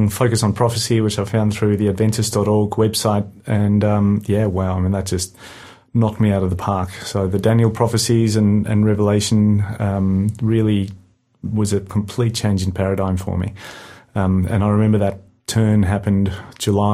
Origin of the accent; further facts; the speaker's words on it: South Africa; moved away; I'm South African originally, brought up a Christian